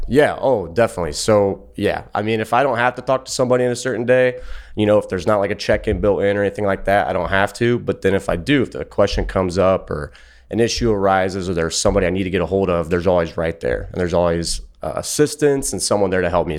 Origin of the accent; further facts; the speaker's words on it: Ohio, United States; I'm from Ohio